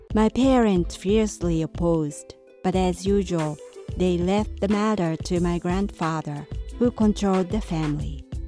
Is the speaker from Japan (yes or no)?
yes; Japan; moved away as an adult; A long time ago, when Japan had the feudal system, my family was a landlord of the area